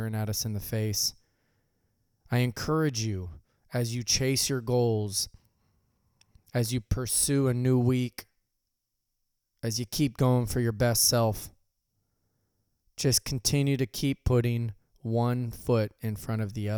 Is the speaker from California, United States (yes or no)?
yes; Visalia, California, United States; I left my hometown of Visalia